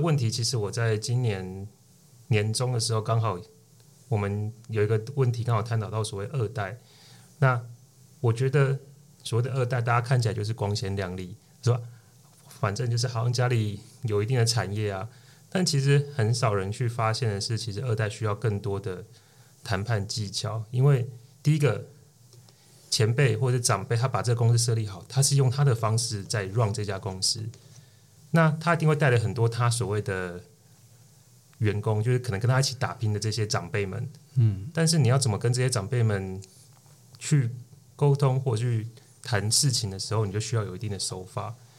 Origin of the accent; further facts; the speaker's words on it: Tainan, Taiwan; 我是来自于台南，那我目前在台南经营一间餐酒馆。那我们主要就是以台湾的特色文化作为我们餐酒馆的主轴